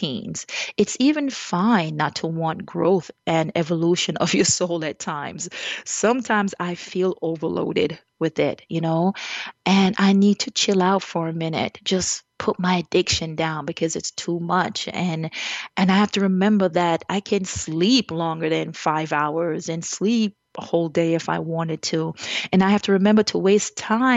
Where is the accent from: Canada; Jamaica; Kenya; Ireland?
Jamaica; As a Jamaican